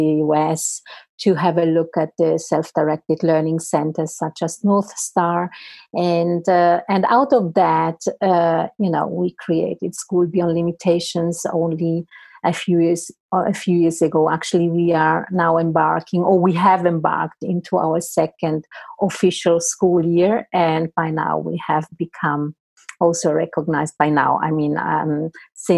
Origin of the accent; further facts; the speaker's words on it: Italy; moved away; I'm originally from Italy, so I know the Italian system very well